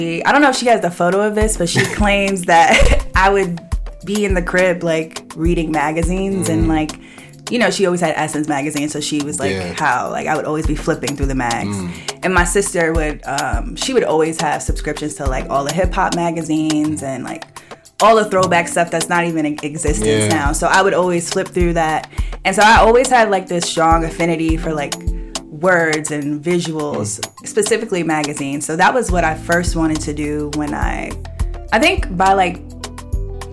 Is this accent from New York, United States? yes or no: yes; New York City, New York, United States; also born or lived in Washington, D.C.; I'm born and raised in Brooklyn. I grew up in Bed-Stuy until I was about 14.